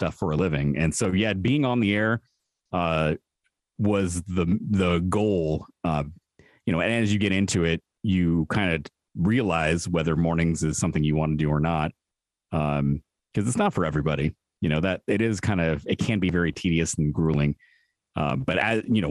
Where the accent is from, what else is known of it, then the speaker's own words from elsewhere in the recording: San Francisco, California, United States; growing up in San Francisco.